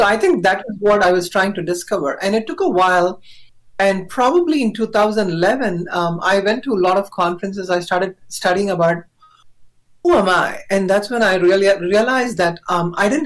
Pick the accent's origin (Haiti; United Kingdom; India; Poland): India; I was born in India. I'm a South Asian